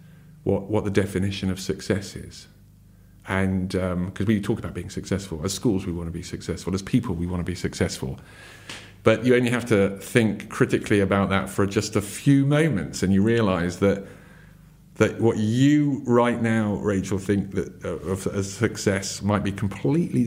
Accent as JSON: {"language": "English", "country": "United Kingdom", "also_born_or_lived": "Surrey, England", "said": "as a British person living in Surrey in England"}